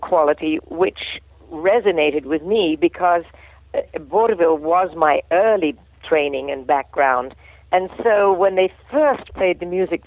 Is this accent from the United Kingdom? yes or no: yes; England, United Kingdom; I'm an English gal